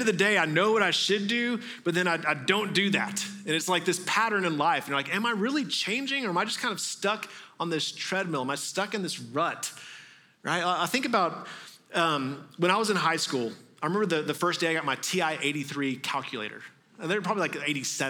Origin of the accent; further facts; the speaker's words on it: Texas, United States; moved away; I grew up mostly in Texas